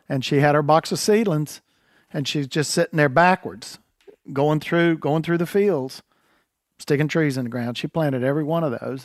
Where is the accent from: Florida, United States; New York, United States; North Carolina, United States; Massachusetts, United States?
North Carolina, United States; I was raised in North Carolina quail hunting